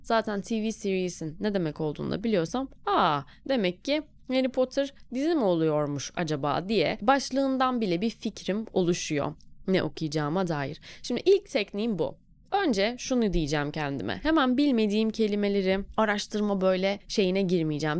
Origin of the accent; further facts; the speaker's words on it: Turkey; Biz Türküz.